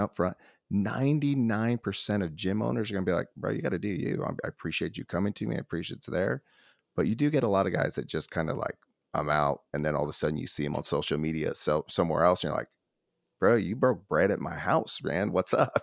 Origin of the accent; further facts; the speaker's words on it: Nashville, Tennessee, United States; I'm from Nashville